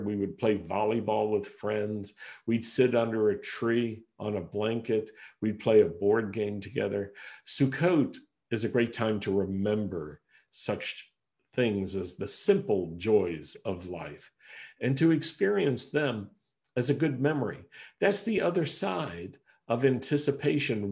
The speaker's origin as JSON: {"language": "English", "town": "Roanoke", "region": "Virginia", "country": "United States", "tie": "born or raised there", "also_born_or_lived": "Rochester, New York", "moved": "as an adult", "said": "We had to move from my hometown in Roanoke, Virginia, to Rochester, New York"}